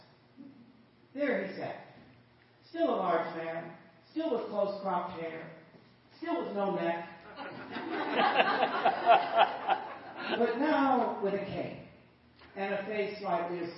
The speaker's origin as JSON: {"language": "English", "town": "Long Beach", "region": "California", "country": "United States", "tie": "born or raised there", "said": "Carrie and I had both grown up in Long Beach"}